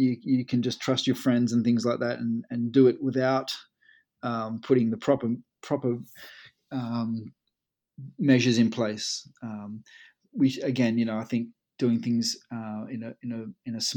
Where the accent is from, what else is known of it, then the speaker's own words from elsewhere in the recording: Collie, Western Australia, Australia; now in United Kingdom; My hometown's all been based around sort of power stations and coal mining, where I come from. It's called Collie